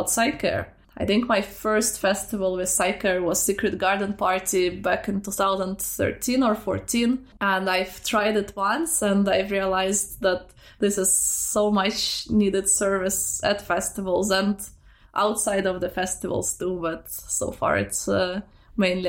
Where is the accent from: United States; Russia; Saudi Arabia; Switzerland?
Russia; moved away; I grew up in Russia and I grew up in a small provincial city